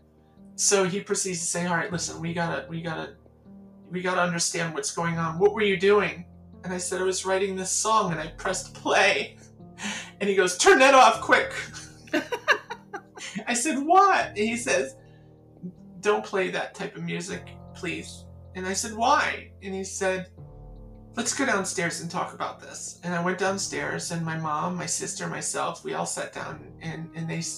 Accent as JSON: {"language": "English", "area": "the Catskills", "region": "New York", "country": "United States", "said": "I'm from a place you wouldn't know. Just try me.\" I said, \"The Catskills."}